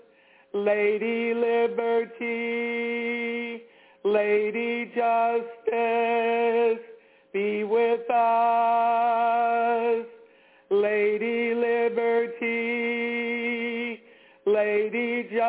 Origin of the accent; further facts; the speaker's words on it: Washington, District of Columbia, United States; I grew up in the Washington, D.C. metropolitan area.